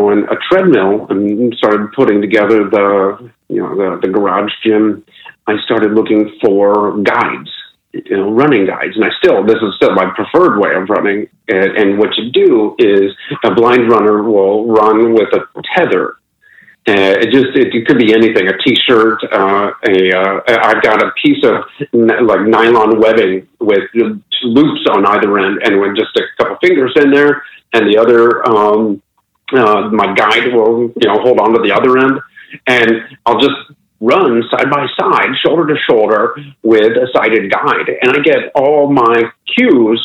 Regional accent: Akron, Ohio, United States; moved away; back home in my hometown of Akron, Ohio

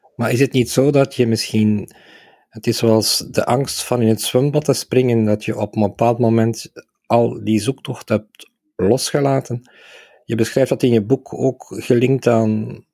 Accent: Aalst, Flanders, Belgium; mijn geboortestad Aalst, waar ik eh, als kind 50 jaar geleden

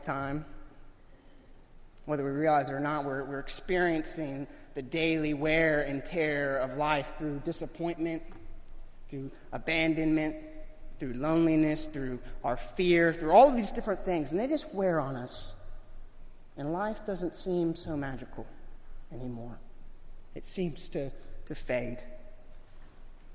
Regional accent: Florida, United States; Growing up in Florida

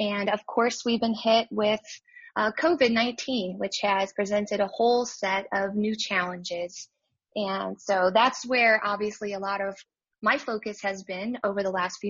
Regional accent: Chicago, Illinois, United States; moved away as an adult; now in Weatherford, United States; I'm originally from Chicago, and now I am in Weatherford, Texas

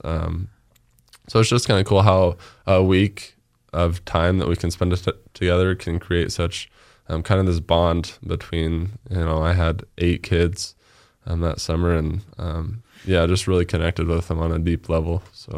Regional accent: Nampa, Idaho, United States; born and raised in Nampa

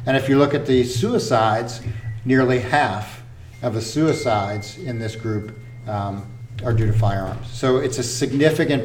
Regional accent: Louisiana, United States; moved away; I grew up in Louisiana

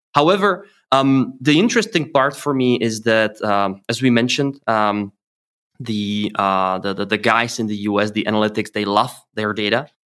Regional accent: Czechia; I am from Czech Republic and also live here

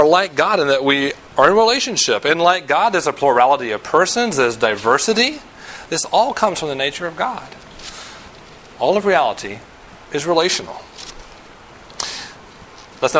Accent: the South, United States; I'm from the South. I grew up in the South.

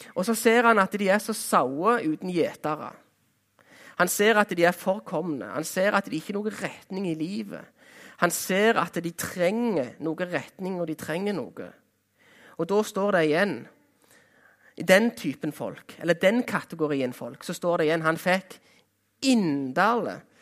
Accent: Jæren, Rogaland, Norway; Jæren, der jeg kommer ifra

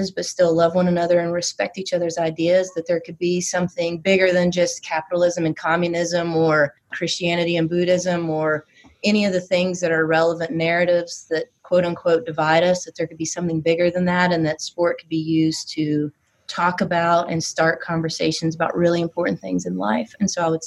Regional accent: West Virginia, United States; accent: Southern; also born or lived in Knoxville; now in Washington, DC, United States; that small town that I grew up in West Virginia

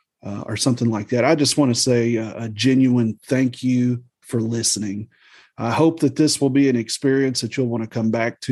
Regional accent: Missouri, United States; also born or lived in Southern Illinois; now in Alabama, United States; I was raised in the Midwest. I grew up as a preacher's kid. We moved around a bit in my childhood, but, I call the Midwest Southeast Missouri, Southern Illinois, that is home to me. But now I have lived in West Central Alabama for the last 11 years of my life.

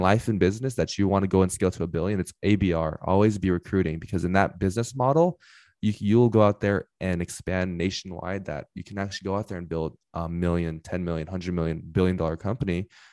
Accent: Inland Empire, California, United States; I am from the Inland Empire, so if you know Los Angeles, head about thirty minutes east

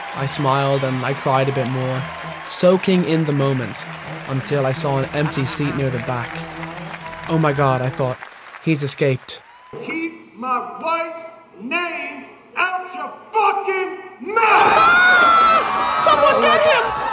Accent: Ireland; my home country of Ireland

